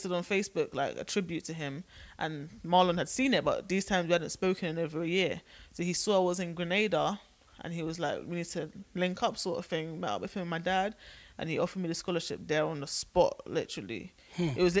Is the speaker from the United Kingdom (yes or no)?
yes; England, United Kingdom; now in United States; I'm British